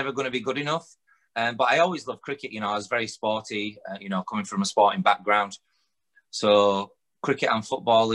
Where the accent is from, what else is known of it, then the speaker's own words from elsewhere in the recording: Huddersfield, Yorkshire and the Humber, United Kingdom; I'm born and raised in Huddersfield